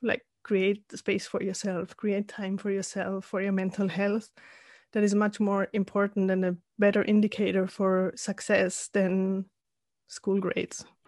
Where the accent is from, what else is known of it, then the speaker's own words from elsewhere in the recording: Salzburg, Austria; moved away as an adult; also born or lived in Spain / San Diego; I'm originally from Austria, from Salzburg